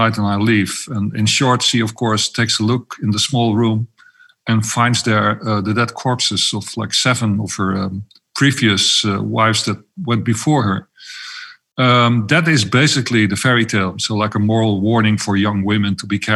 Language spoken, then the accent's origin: English; Amsterdam, North Holland, Netherlands; I'm Dutch. I'm from Amsterdam, to be precise